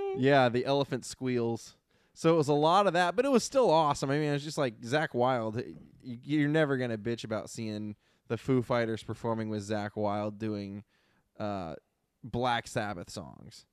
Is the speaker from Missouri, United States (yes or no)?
no; Ohio, United States; moved away; I grew up in Ohio